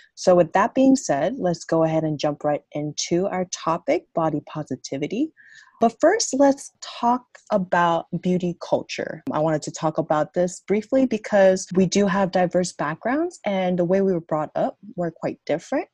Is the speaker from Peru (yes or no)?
no; South Korea; moved away; I grew up in Korea.